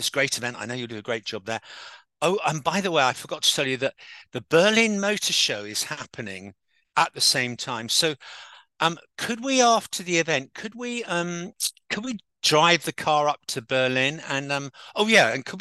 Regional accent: United Kingdom; Us Brits

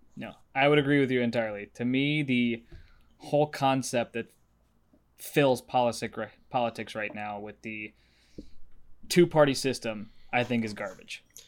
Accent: Nashville, Tennessee, United States; moved away; I'm actually from Nashville.

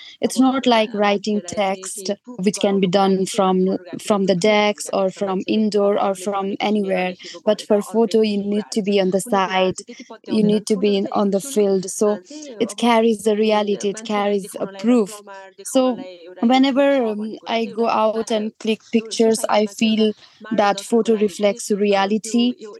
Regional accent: near Mount Manaslu, Gandaki Province, Nepal; I was born near Manaslu, actually I couldn't see the mountain from my house itself.

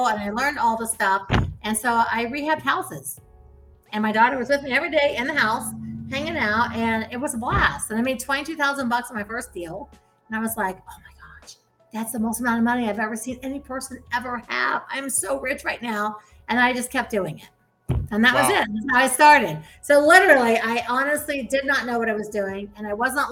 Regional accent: Ohio, United States; I was raised in Ohio and in the Midwest

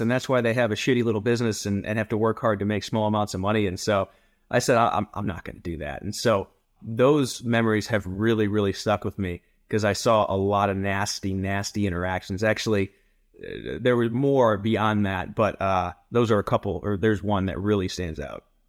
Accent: rural Ohio, United States; now in Colorado Springs, United States; I originally from rural Ohio, a joke that I grew up in a cornfield

